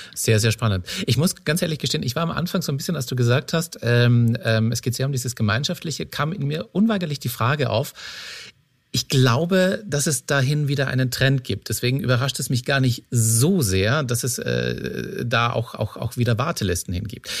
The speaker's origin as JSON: {"language": "German", "country": "Austria", "moved": "yes", "said": "meinem Ursprungsort, wo ich herkomme in mhm. Österreich"}